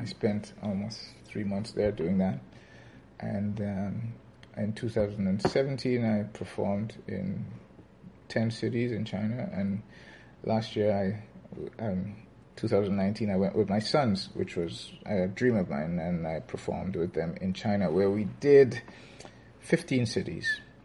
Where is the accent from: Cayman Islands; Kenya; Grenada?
Grenada; moved away as an adult; now in Toronto, Canada; I immigrated from Grenada where um, I spent my formative years in my dad's music store